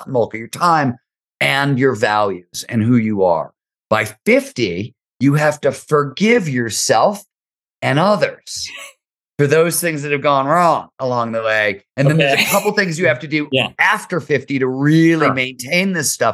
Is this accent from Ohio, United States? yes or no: yes; Ohio, United States; growing up in Ohio